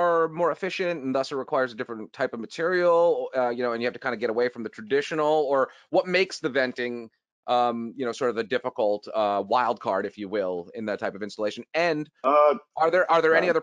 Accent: New Rochelle, New York, United States; moved away; my old stomping grounds, Westchester County. I'm from New Rochelle.

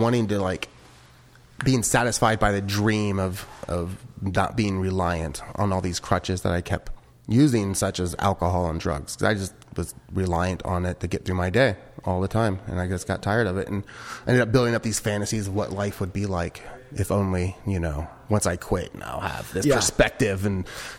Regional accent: Ohio, United States; now in California, United States; I'm not from here either, from California. I'm from Ohio.

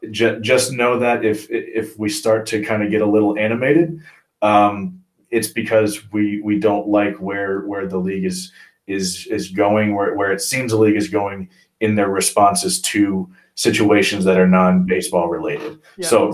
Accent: United States; I'm an American through and through. I'm a patriot.

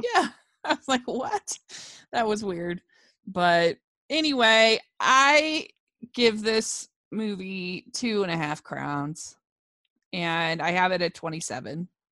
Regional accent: Maryland, United States; I grew up in Maryland

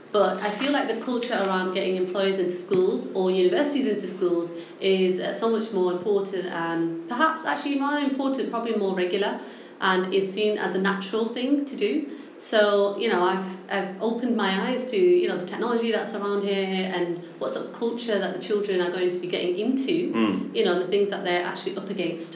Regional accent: Manchester, North West England, United Kingdom; accent: northern; No, I'm actually from Manchester.

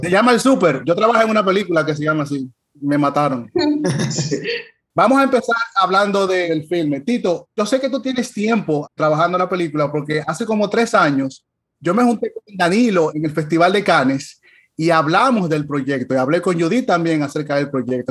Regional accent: Dominican Republic; Nosotros como dominicanos

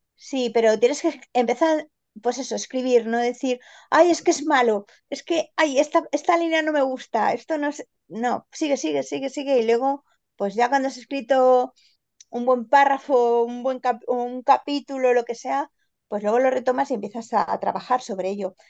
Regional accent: Granada, Andalusia, Spain; soy granadina

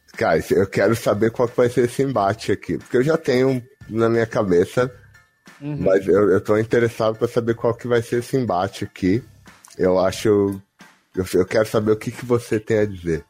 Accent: São Paulo, Brazil; todos aqui somos paulistanos

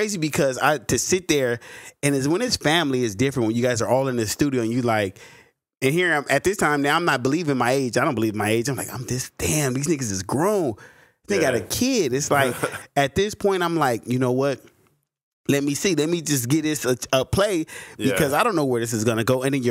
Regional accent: the South, United States; I was from the South.

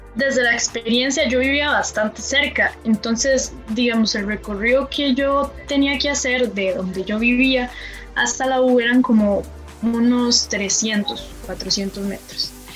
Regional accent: Palmares, Alajuela, Costa Rica; moved away as an adult; also born or lived in Montes de Oca; salimos de nuestro cantón, digamos, yo soy de Palmares, y me fui a vivir un tiempo a Montes de Oca

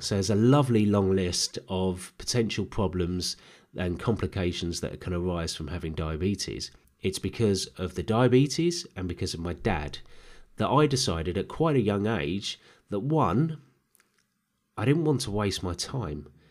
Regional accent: Herne Bay, South East England, United Kingdom; also born or lived in Lambeth, London / Peckham, London; move out of London to Kent. And my dad had been stationed in Canterbury, he found a home in a little seaside town called Herne Bay.

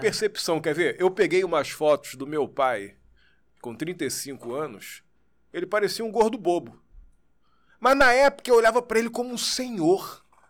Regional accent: Niterói, Rio de Janeiro, Brazil; Eu nasci ali? aqui no Rio, mas eu, eu sou de Niterói. Fui, fui morar em Niterói muito pequenininho.

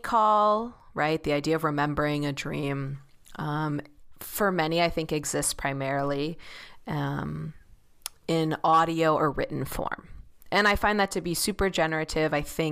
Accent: Chicago, Illinois, United States; I grew up in Chicago and it's giving a lot of like Northern Michigan like field vibes.

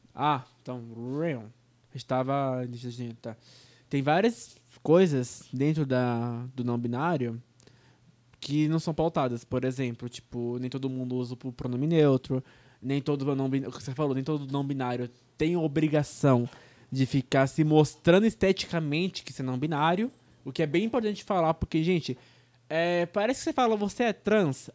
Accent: Brazil; first language Portuguese; português já é nossa língua nativa, né? A gente tá no Brasil

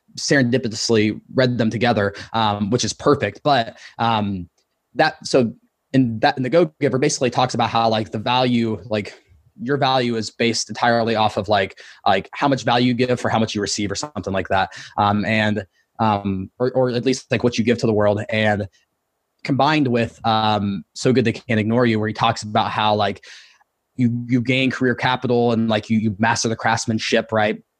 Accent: Ohio, United States; moved away as an adult; also born or lived in Columbus, Ohio; now in Austin, United States; I grew up in Ohio

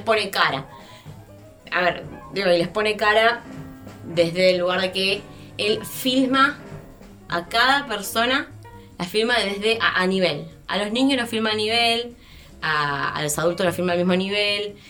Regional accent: Argentina; somos argentinos

